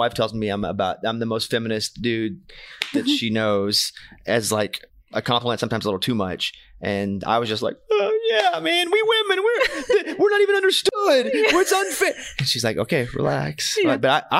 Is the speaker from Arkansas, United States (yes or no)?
yes; Arkansas, United States; I mean, I'm from Arkansas. I don't know anything about skiing.